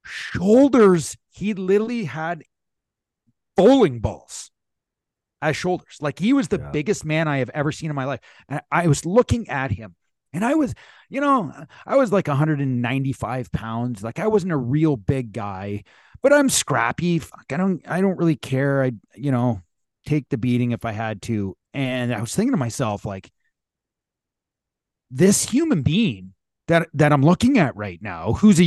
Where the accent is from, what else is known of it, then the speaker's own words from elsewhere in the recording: North Bay, Ontario, Canada; I always left my hometown in North Bay to go to Montreal a month before the season started